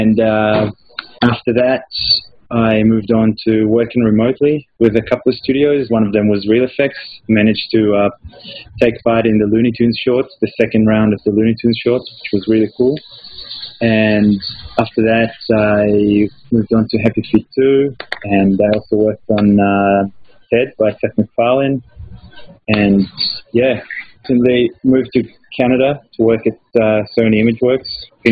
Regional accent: Israel; moved away as an adult; also born or lived in Melbourne, Australia; I was born and bred in Israel and went to school in Melbourne in Australia

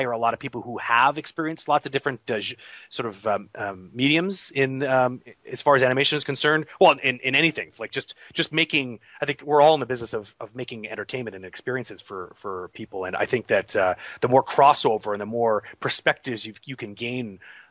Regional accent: Toronto, Ontario, Canada; Toronto has always been my hometown. I grew up just outside of Toronto.

